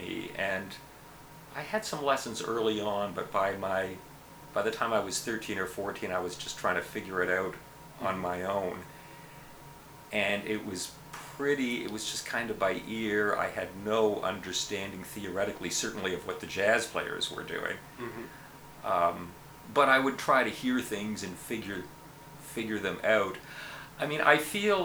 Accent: Montreal, Quebec, Canada; moved away; I grew up in Montreal

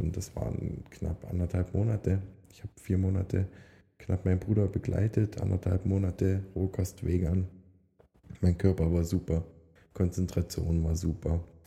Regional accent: Upper Lusatia, Saxony, Germany; moved away as an adult; now in Switzerland; Oberlausitz, also da wo ich herkomme, sind meine Wurzeln und die werden auch immer die Wurzeln bleiben.

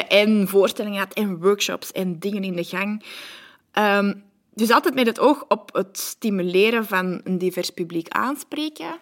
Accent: Antwerp, Flanders, Belgium; accent: Antwerp; ik ben altijd opgegroeid aan de kanten van het eh, Boekenbergpark, de Unitas-wijk.

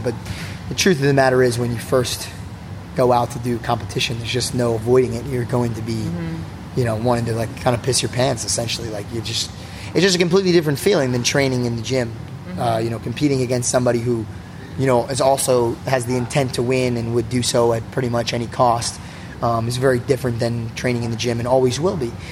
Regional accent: New Jersey, United States; growing up in New Jersey

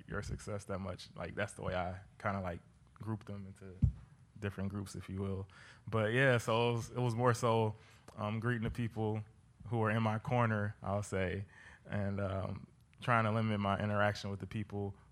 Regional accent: Detroit, Michigan, United States; I'm from Detroit. This is where my entire family is.

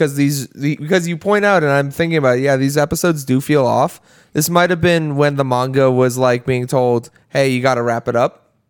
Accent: United States; as an American

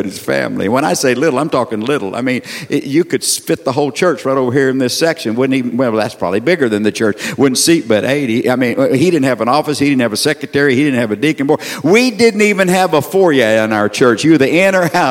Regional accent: Sour Lake, Texas, United States; I'm from Sour Lake, Texas. Little town in southeast Texas

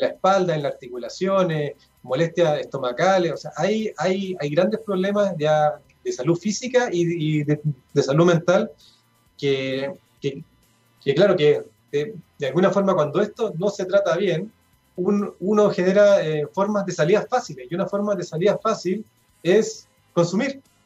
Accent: Chile; esta mentalidad consumista que, eh, tenemos como, como chilenos

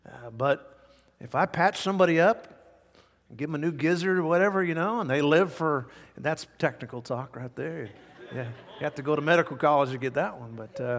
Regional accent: Vancouver, Washington, United States; born there; I was born in Vancouver, Washington. Dad had just planted a church there, and I was even born on Sunday.

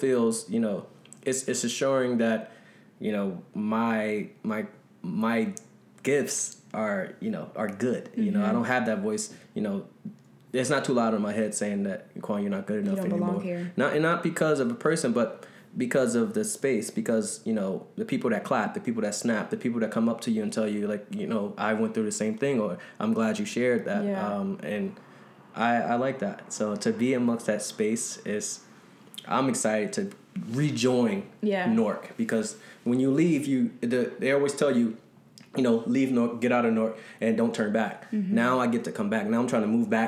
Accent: Newark, New Jersey, United States; Growing up in Newark

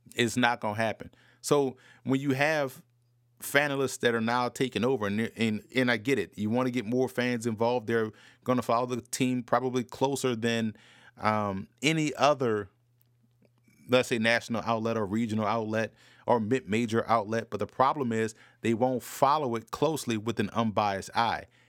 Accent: New Orleans, Louisiana, United States; I grew up in New Orleans, diehard Saints fan growing up

